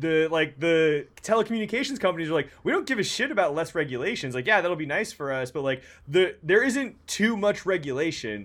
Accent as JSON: {"language": "English", "town": "San Francisco", "region": "California", "country": "United States", "said": "I'm from San Francisco."}